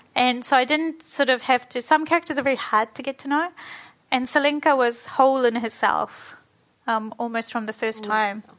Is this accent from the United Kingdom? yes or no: no; New Zealand; born or raised there; also born or lived in Fiji